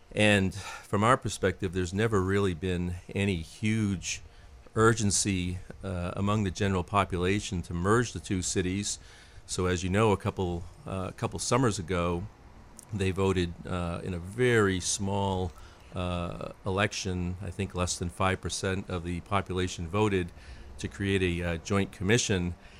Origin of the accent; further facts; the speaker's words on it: Lewiston, Maine, United States; I grew up in Lewiston.